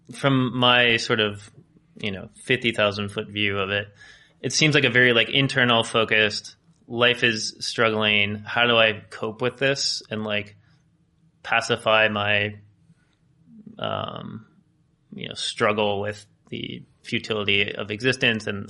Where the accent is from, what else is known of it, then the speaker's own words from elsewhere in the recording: United States; growing up in the United States